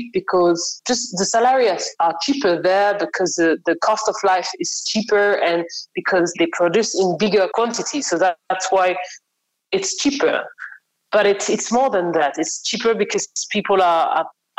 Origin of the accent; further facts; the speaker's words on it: Paris, Île-de-France, France; moved away; originally I'm from France. I grew up in Paris